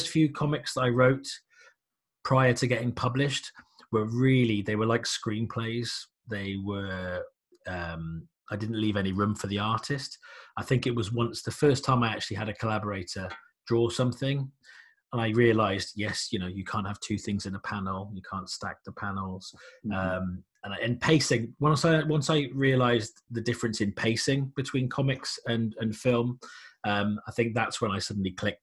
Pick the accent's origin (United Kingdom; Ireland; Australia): United Kingdom; I'm a British comic writer.